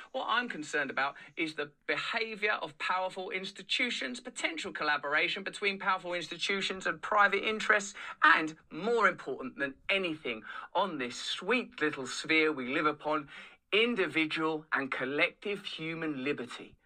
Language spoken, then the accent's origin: English; England, United Kingdom; I'm English